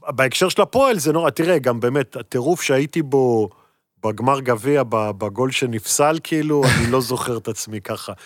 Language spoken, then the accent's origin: Hebrew; Netanya, Central District, Israel; moved away as an adult; now in Tel Aviv, Israel; בתור ילד גדלתי בנתניה